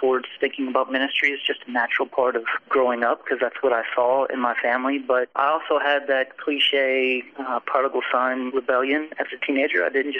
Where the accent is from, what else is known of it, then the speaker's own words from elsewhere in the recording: Texas, United States; born there; he joined church staff 2 weeks before I was born in Texas.